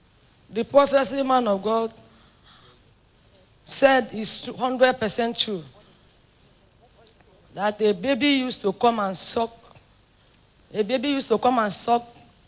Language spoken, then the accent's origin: English; Cross River, Nigeria; I came from Cross River State.